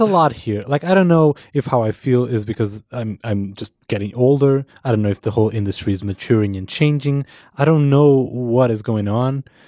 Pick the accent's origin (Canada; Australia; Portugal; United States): Portugal; moved away; I am from Portugal